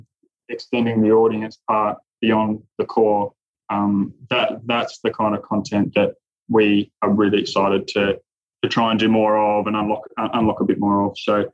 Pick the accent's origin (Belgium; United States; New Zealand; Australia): Australia; You know, you watching, as an Australian, watching Piastri last year